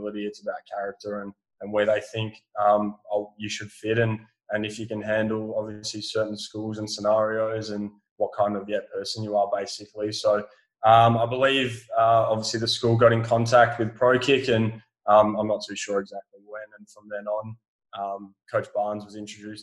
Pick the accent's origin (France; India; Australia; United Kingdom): Australia; West Coast, Western Australia; over here on the West Coast where I'm from